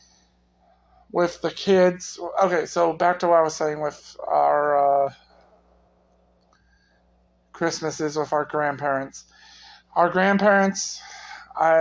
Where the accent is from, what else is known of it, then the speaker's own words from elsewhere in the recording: United States; I grew up in the Metro Quad City area